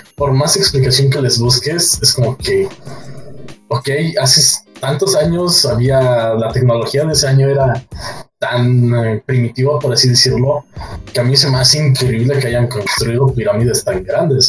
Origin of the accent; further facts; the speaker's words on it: Mexico; dos partes mexicanos